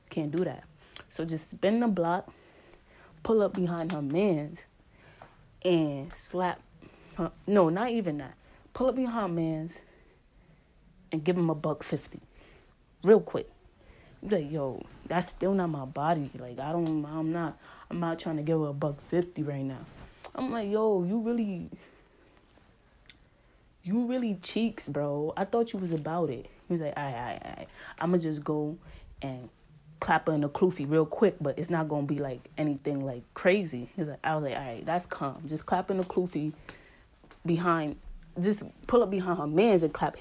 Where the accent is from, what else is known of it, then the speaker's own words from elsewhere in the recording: New York City, New York, United States; accent: New York; my New York accent